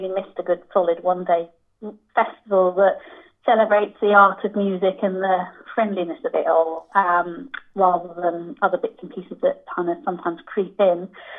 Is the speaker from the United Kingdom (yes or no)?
yes; Newcastle, North East England, United Kingdom; Originally, yes, I'm from Newcastle, but you really can't tell.